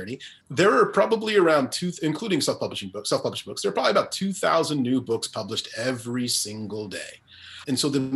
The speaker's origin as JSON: {"language": "English", "country": "Zambia", "tie": "born or raised there", "also_born_or_lived": "Guyana", "moved": "yes", "said": "I didn't grow up in Guyana. I grew up in Zambia primarily"}